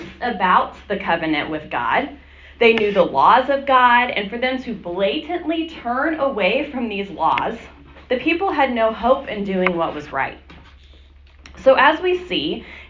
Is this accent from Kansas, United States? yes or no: yes; Hutchinson, Kansas, United States; I grew up here in Hutchinson